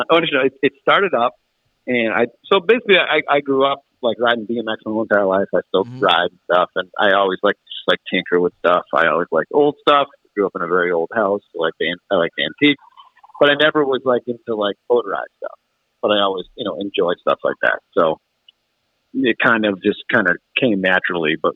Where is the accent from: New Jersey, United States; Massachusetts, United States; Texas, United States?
Massachusetts, United States; Worcester; I grew up in the Worcester, Massachusetts area, and uh, just recently relocated uh, to the Western Mass part of the area.